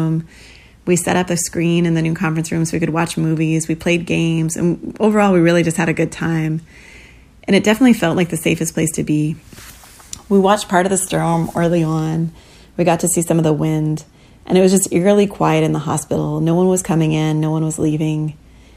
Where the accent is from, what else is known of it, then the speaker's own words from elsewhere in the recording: Houston, Texas, United States; I'm from Houston, so I've gotten to experience my fair share of storms.